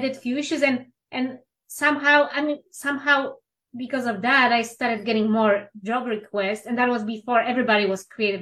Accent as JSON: {"language": "English", "country": "Poland", "tie": "born or raised there", "second_language": "English", "moved": "as an adult", "lives_now": "Los Angeles, United States", "said": "I'm originally from Poland"}